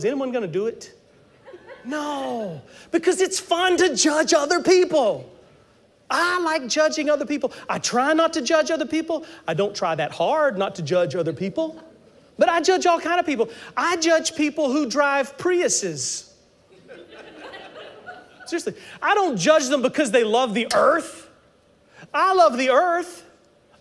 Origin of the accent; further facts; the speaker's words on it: South Carolina, United States; I'm from South Carolina